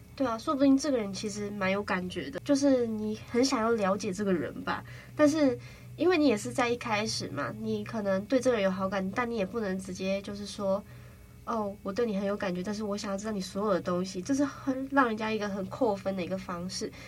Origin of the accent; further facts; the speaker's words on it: Kaohsiung, Taiwan; moved away as an adult; now in Taipei, Taiwan; 我是从高雄来的，就是其实我也是来台北读大学这样子